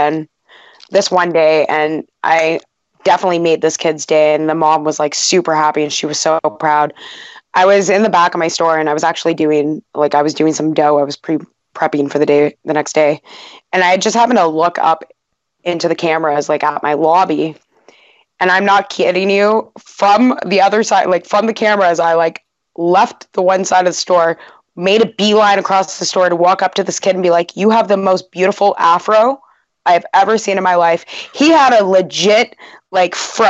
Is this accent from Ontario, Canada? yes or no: yes; North Bay, Ontario, Canada; where I grew up in North Bay, and I mean, most of that town is just natives for the most part.